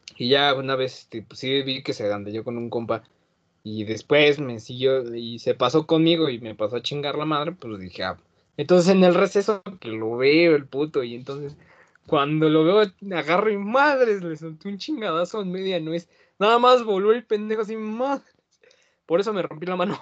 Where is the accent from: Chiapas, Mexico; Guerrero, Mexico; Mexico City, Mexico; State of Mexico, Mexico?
Mexico City, Mexico; yo nací en Álvaro Obregón, güey. Me registraron en Coyoacán pero eh, yo, me, yo me considero de Benito Juárez